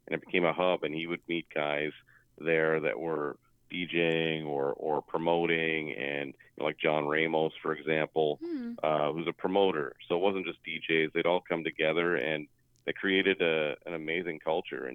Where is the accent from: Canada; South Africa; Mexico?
Canada; Kingston, Ontario; I grew up in Kingston